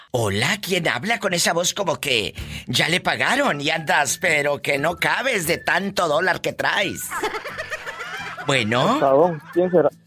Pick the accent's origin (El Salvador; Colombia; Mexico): El Salvador; now in Los Angeles, United States; Yo nací en El Salvador.